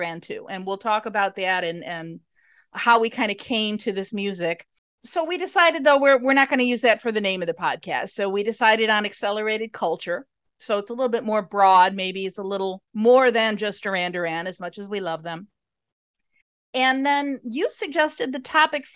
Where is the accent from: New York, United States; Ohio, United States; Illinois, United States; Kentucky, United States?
Illinois, United States; Chicago suburbs; I'm in Chicago. Grew up in the suburbs